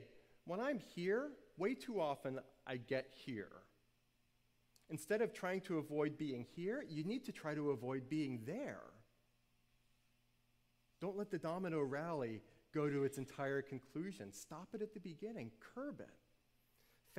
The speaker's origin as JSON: {"language": "English", "town": "New Orleans", "region": "Louisiana", "country": "United States", "tie": "born or raised there", "said": "I grew up in New Orleans, and everybody around me drank in middle school"}